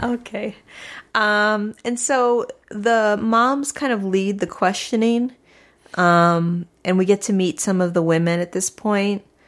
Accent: St. Louis, Missouri, United States; I grew up in Saint Louis, Missouri

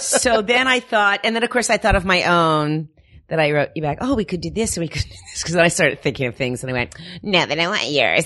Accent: Miami, Florida, United States; moved away; also born or lived in Paterson, New Jersey; was raised in Miami, Florida

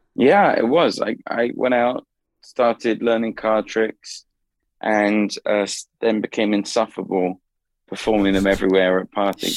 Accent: London, United Kingdom; moved away; Southeast London. That's where I grew up. My parents are still in the same house

